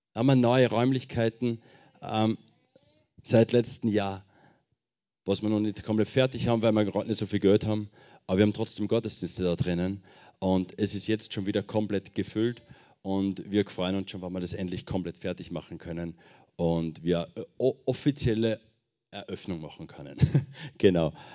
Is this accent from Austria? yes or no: yes; Schweinbach, Upper Austria, Austria; moved away as an adult; now in Marseille, France; Ich komme ursprünglich aus Oberösterreich. Ähm, Kirchen City, falls das wer kennt. Da gibt es noch ein kleineres Dorf nebenbei, das heißt Schweinbach. Von da komme ich, ganz genau.